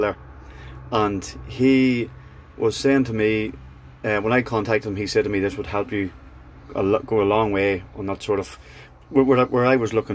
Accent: Kildress, Northern Ireland, United Kingdom; I'm from Kildress in County Tyrone.

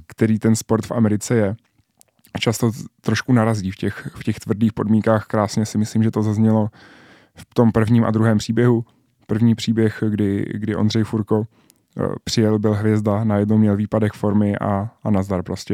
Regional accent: Czechia; jediný Čech

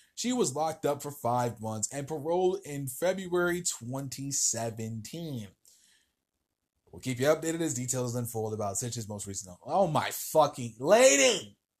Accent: New Jersey, United States; moved away; my home state of New Jersey

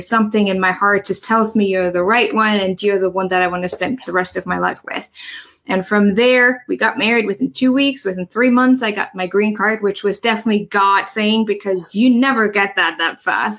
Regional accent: Germany; English is a second language; moved away as an adult; now in United States; I'm originally from Germany. I moved here to the US about nine years ago

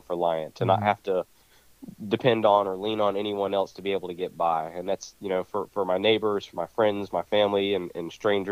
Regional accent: Ocala, Florida, United States; also born or lived in Georgia; I've lived here in Ocala most all my life

